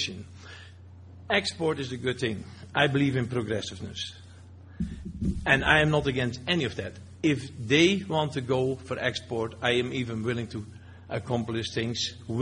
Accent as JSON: {"language": "English", "country": "Netherlands", "moved": "yes", "lives_now": "Alberta, Canada", "said": "I have dual citizen. I'm Canadian. I'm still Dutch. I came to this country"}